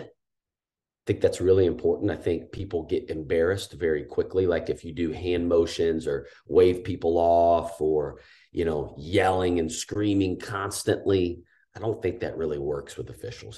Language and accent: English; Danville, Indiana, United States; growing up in Danville, Indiana